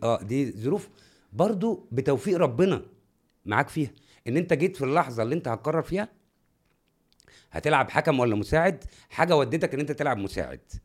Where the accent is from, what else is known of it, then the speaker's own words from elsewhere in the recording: Cairo, Cairo Governorate, Egypt; انا من القاهره